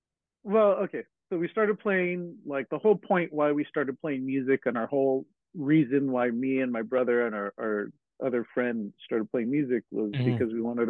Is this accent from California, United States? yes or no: yes; Hacienda Heights, California, United States; we grew up in Hacienda Heights, and it was a very, it was a good place to grow up, but it was a very assimilated